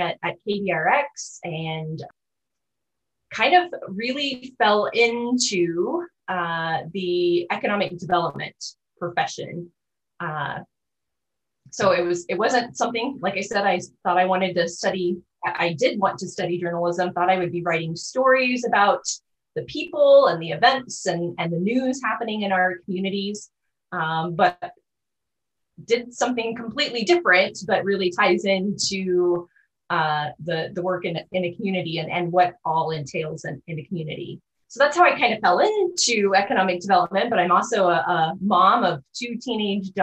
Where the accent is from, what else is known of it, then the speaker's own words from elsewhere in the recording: O'Neill, Nebraska, United States; also born or lived in Boyd County, Nebraska; I am a lifelong resident of Northeast Nebraska. So I was actually born in O'Neill, attended grade school, junior high in O'Neill